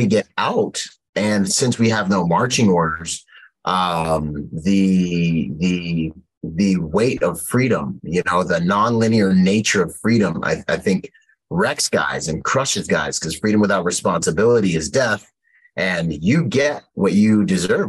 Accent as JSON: {"language": "English", "region": "Washington", "country": "United States", "tie": "born or raised there", "also_born_or_lived": "Bahamas", "moved": "as an adult", "said": "I was born in the Bahamas and grew up between Washington State and the Bahamas. So my dad was down there, and Mama was in Washington State"}